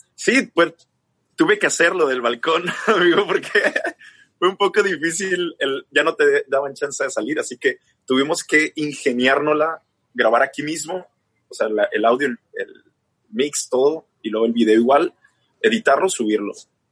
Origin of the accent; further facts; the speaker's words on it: Chihuahua, Mexico; yo soy de México. Soy, resulta que soy del norte de México, de Chihuahua